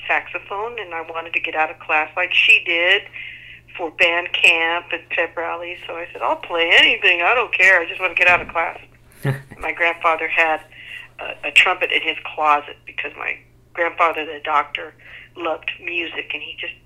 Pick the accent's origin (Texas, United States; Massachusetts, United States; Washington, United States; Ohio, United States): Texas, United States; San Antonio; It was more downtown where we grew up.